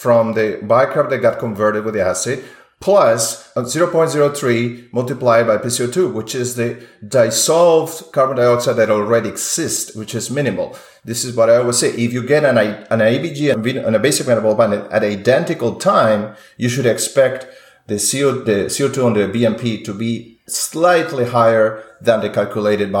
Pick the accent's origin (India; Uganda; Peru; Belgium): Peru; moved away as an adult; now in United States; I'm an immigrant from Peru